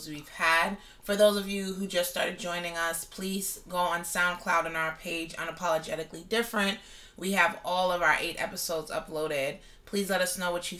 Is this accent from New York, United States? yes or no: yes; New York City, New York, United States; I'm born and raised in the boogie down Bronx, and I classify myself as a Jamaican.